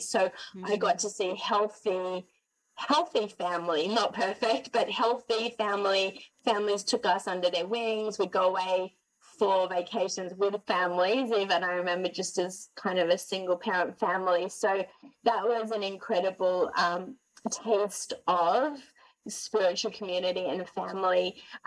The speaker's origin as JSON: {"language": "English", "town": "Sydney", "region": "New South Wales", "country": "Australia", "tie": "born or raised there", "also_born_or_lived": "Gold Coast, Australia", "moved": "as an adult", "lives_now": "Montreal, Canada", "said": "I'm born and raised in Sydney, 30 years, 10 years on the Gold Coast"}